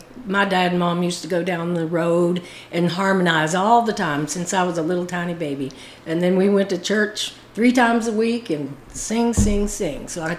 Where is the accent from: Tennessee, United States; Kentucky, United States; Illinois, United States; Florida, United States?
Florida, United States; born there; I was born in Florida.